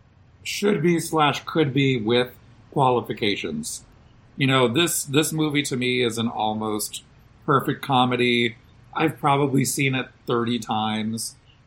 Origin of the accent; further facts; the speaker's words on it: Boston, Massachusetts, United States; moved away; also born or lived in New York; I grew up in Boston.